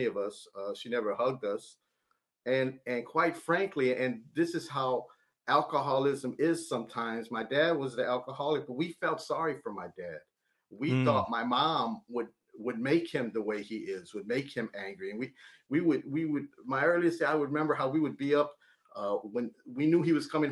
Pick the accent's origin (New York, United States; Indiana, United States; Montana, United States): Indiana, United States; East Chicago; I'm from East Chicago, Indiana.